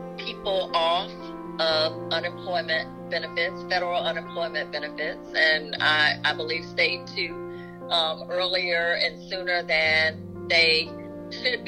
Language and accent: English; Bennettsville, South Carolina, United States; Bennettsville, which is my hometown county